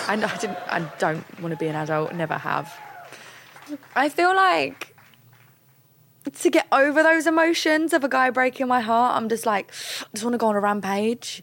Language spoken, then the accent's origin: English; London, United Kingdom; I'm from London.